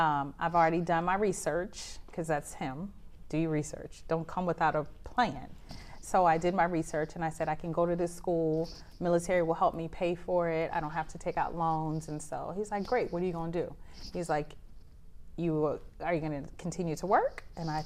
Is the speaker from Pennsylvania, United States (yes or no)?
yes; Philadelphia, Pennsylvania, United States; moved away as an adult; now in Japan; I am from Philadelphia